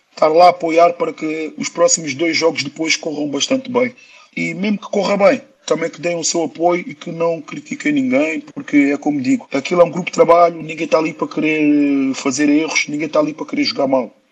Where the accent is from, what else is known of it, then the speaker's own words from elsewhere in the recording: Lisbon, Portugal; born there; Eu nasci em Lisboa, Lisboa foi uma terra que me acolheu bastante bem, mas todos sabemos que Lisboa é mais movimentado, é mais barulho, é mais estresses